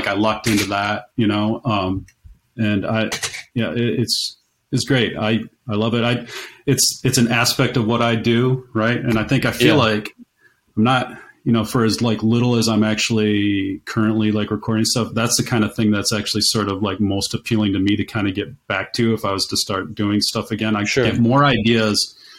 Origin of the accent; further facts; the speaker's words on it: Kalamazoo, Michigan, United States; I'm from Kalamazoo